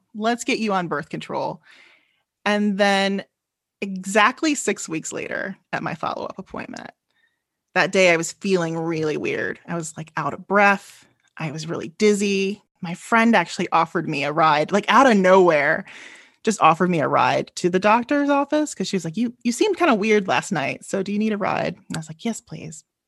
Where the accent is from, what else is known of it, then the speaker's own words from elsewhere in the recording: Chicago, Illinois, United States; I am from Chicago, Illinois